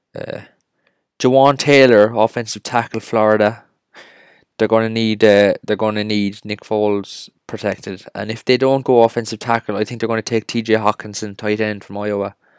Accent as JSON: {"language": "English", "town": "Cork", "region": "Munster", "country": "Ireland", "said": "We are from Cork, Ireland"}